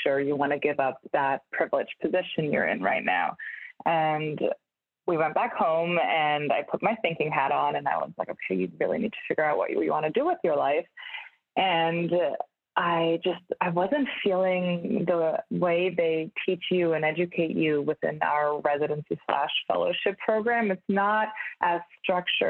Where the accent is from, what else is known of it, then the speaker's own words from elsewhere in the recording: Munich, Bavaria, Germany; moved away as an adult; also born or lived in Budapest, Hungary / Hamburg, Germany; now in Brooklyn, United States; I'm originally from Munich in Germany